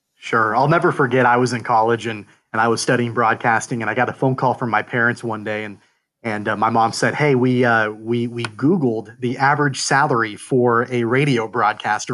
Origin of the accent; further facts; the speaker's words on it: Kansas, United States; I grew up in Kansas as well